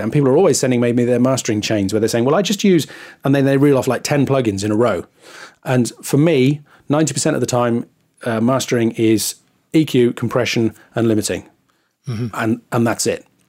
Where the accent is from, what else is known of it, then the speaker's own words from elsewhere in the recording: England, United Kingdom; I'm too English